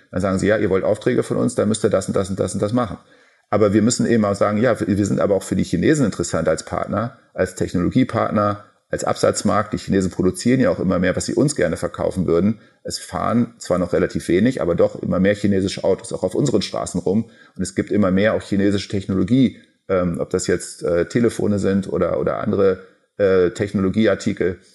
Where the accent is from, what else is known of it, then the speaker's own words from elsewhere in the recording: Germany; für uns als Deutsche und als Europäer